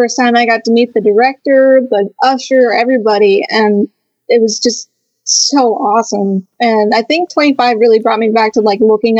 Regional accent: Portland, Oregon, United States; moved away as an adult; now in Orlando, United States; I've been in the theme parks for pretty much all my life, but I'm originally from Portland, Oregon.

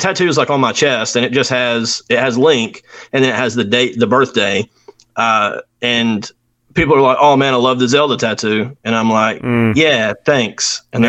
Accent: Alabama, United States; also born or lived in Lancaster, Pennsylvania; I grew up in Alabama. I grew up in, around here, within 15 to 20 minutes of here, and then kind of decided to take a risk, move across the country.

